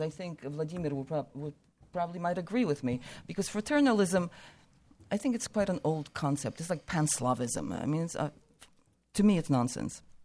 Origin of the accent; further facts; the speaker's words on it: United States; we're American